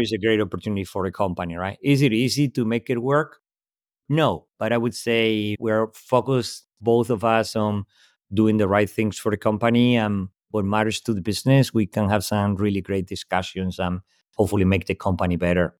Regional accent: Spain; English is a second language; moved away; also born or lived in Europe; clearly not native in English speaker, born in Spain, lived most of my life across Europe

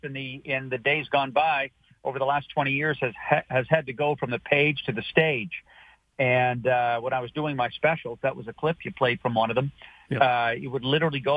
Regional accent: Halifax, Nova Scotia, Canada; moved away as an adult; also born or lived in Glace Bay, Nova Scotia / Toronto / Los Angeles; I was born in Glace Bay, lived there till I was nine. Then I was raised in Halifax

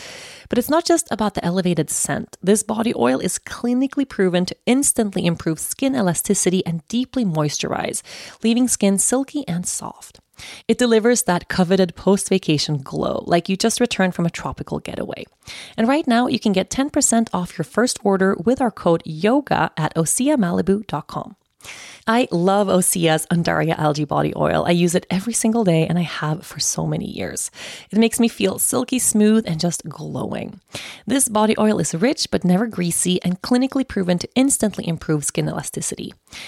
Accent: Sweden; Oatly is the original oat milk from Sweden, my home country, by the way.

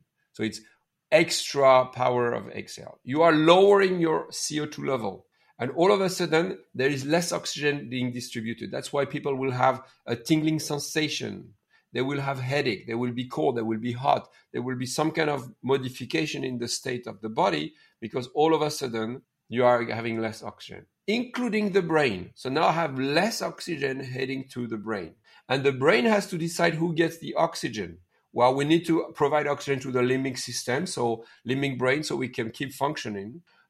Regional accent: India; now in Canada; I'm from India. I'm a Canadian from Indian origin.

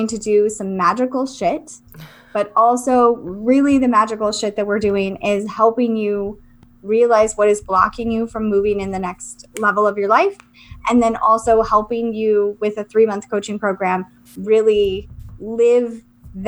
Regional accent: Southern Florida, United States; I grew up in Southern Florida

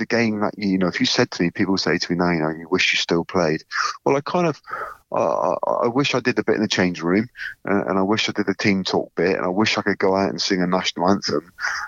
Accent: South West England, United Kingdom; You're growing up in Cornwall, growing up on that family farm, and I cared deeply about the game.

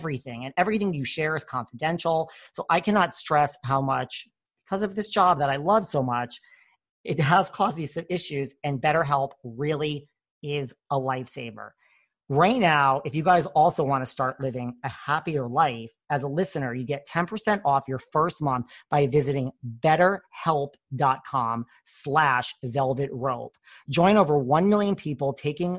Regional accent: New York, United States; I'm from New York

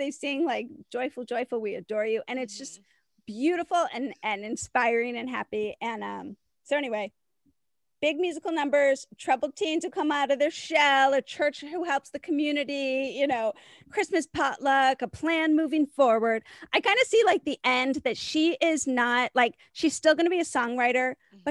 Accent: Chicago, Illinois, United States; I'm from Chicago

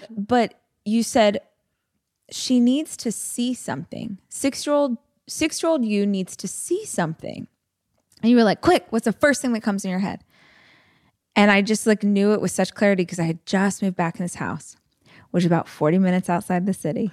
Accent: Bakersfield, California, United States; I tell people I'm from Bakersfield, but I actually lived probably forty minutes away from the city out in the country

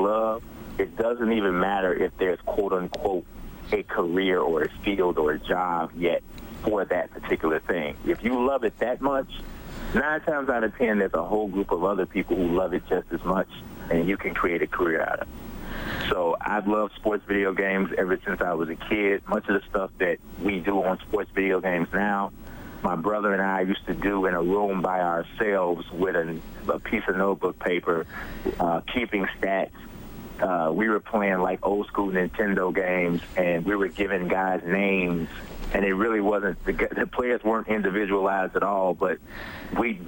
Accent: Chicago, Illinois, United States; I am born and raised in Chicago

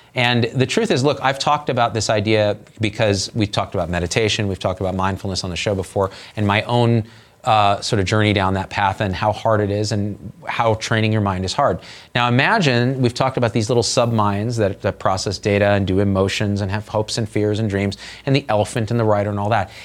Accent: Central Valley of California, United States; I grew up in Central Valley of California, which was Little Armenia

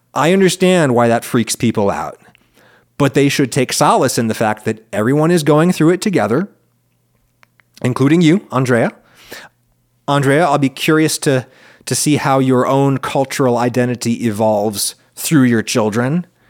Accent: central Pennsylvania, United States; when I was a kid in school, white people in the little central Pennsylvania school where I was

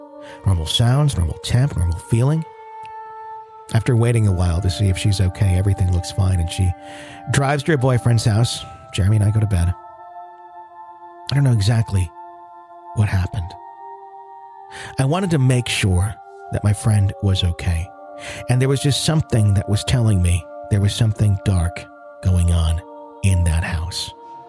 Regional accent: Panama City, Florida, United States; My story takes place in my hometown of Panama City, Florida, when I was 18.

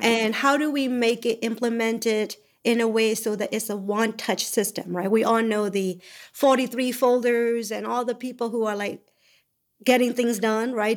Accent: Myanmar; moved away; I came from Burma.

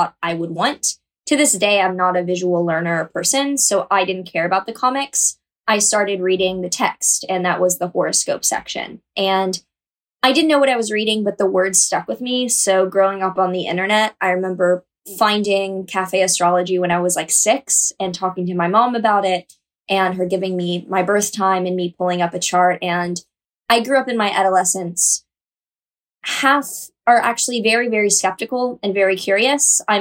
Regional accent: Texas, United States; moved away as an adult; also born or lived in New York; conservative community I grew up in Texas

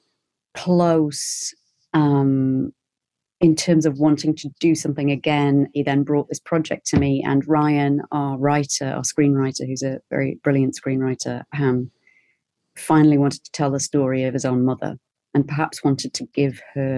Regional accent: Newcastle upon Tyne, North East England, United Kingdom; moved away; I'm from Newcastle in the northeast of England

